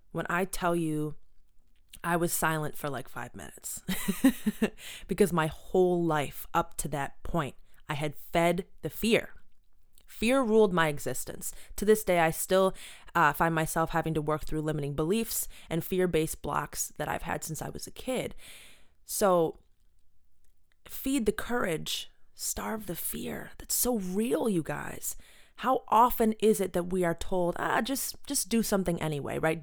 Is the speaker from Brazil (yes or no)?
no; Buffalo, New York, United States; Born and raised in Buffalo